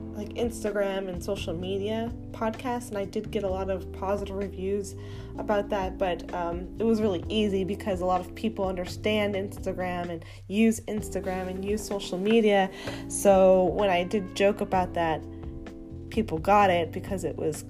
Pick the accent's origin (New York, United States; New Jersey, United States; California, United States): California, United States; Los Angeles; born and raised in Hollywood